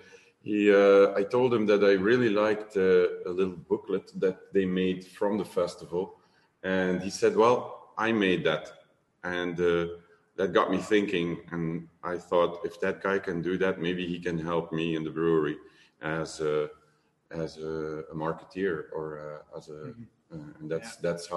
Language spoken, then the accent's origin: English; Limburg, Flanders, Belgium; English is a second language; I'm from Limburg, so I'm from the slow part of the country.